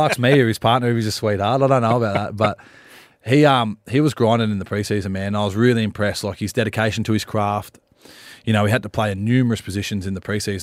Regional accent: Wollongong, New South Wales, Australia; also born or lived in Cronulla; I'm from Wollongong

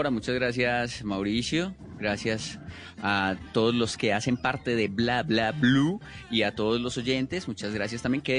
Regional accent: Medellín, Antioquia, Colombia; eh, de Medellín.

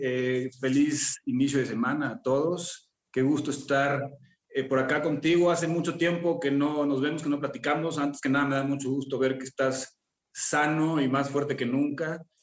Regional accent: San Miguel de Allende, Guanajuato, Mexico; moved away; crecí en San Miguel de Allende

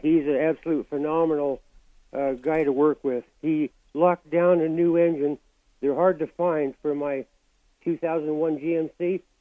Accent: Reno, Nevada, United States; up in Reno, my hometown

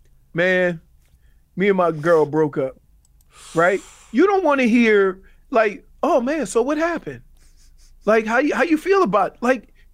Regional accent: New Orleans, Louisiana, United States; moved away as an adult; also born or lived in Michigan / Cleveland; So, I'm from New Orleans.

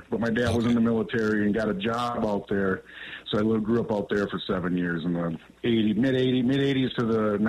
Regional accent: Los Angeles, California, United States; now in Eau Claire, United States; Well, I grew up in Los Angeles.

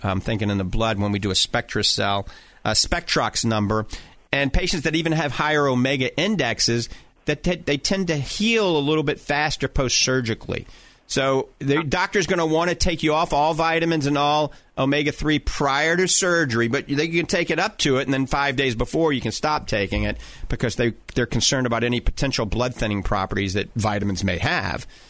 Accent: Cajun, Louisiana, United States; accent: coon ass (Cajun); my coon ass accent

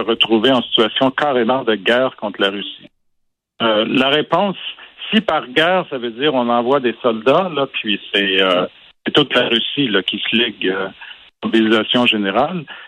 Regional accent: Quebec, Canada; j'ai grandi au Québec euh, dans les années 70, quand j'étais ado

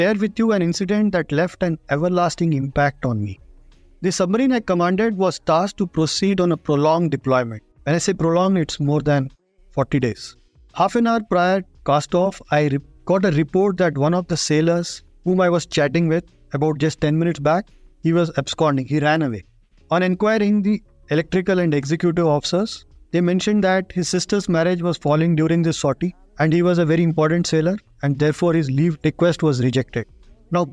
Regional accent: India; as an Indian

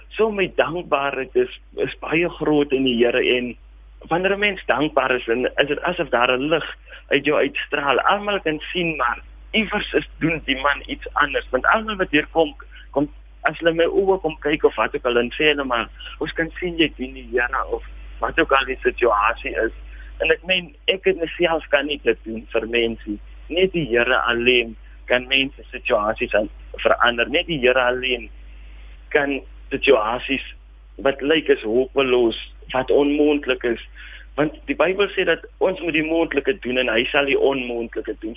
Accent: Springbok, Northern Cape, South Africa; Ja, ek is gebore hier op Springbok. Ek het grootgeword in die omgewing

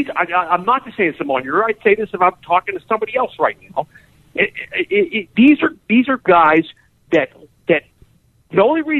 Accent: Harrisburg, Pennsylvania, United States; now in Pittsburgh, United States; I'm from Harrisburg. I'm not from Pittsburgh.

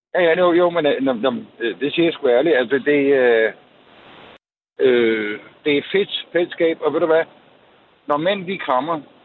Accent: Copenhagen, Capital Region of Denmark, Denmark; moved away; also born or lived in Greve / Jutland / Grænsted; jeg er jo oprindelig fra, jeg er født på Vesterbro

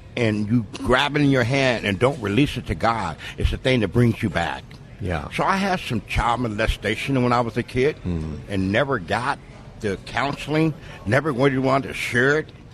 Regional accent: San Diego, California, United States; I was born and raised in San Diego, California

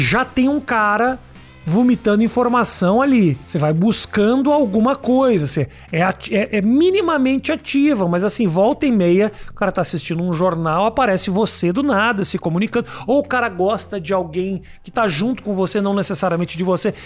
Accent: Brazil; moved away as an adult; also born or lived in United States; se um brasileiro vai para os Estados Unidos, como no meu caso, e falo com sotaque

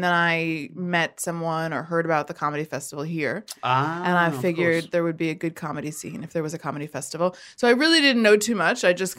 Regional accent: New York, United States; moved away as an adult; now in Australia; because I'm from New York.

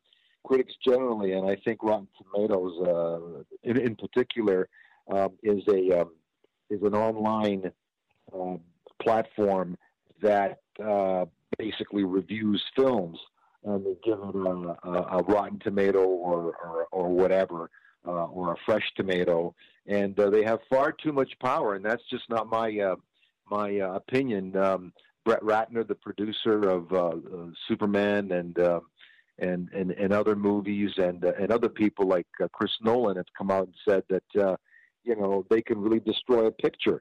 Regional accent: Toronto, Ontario, Canada; also born or lived in Germany / Ukraine (ancestry); now in United States; I was born in Germany during the war, right after the war, and emigrated to Canada, and then ultimately to the United States. I came to Canada when I was an infant, 6 months old.

